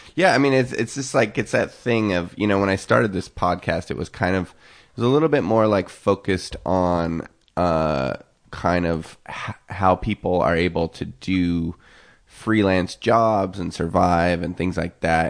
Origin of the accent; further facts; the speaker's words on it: Eastern Washington, United States; also born or lived in Seattle; now in Los Angeles, United States; growing up in Eastern Washington